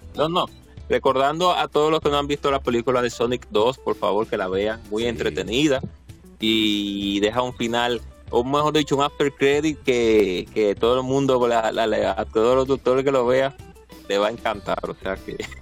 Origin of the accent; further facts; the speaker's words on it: Dominican Republic; aquí en nuestro país, República Dominicana